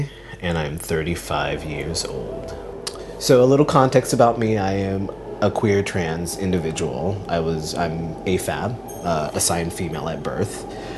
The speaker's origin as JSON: {"language": "English", "town": "San Diego", "region": "California", "country": "United States", "tie": "born or raised there", "also_born_or_lived": "Philippines", "said": "I was born in the Philippines, and my mom and dad met there, I guess fell in love, and we moved to San Diego. And so a lot of the time I tell people that I'm from California"}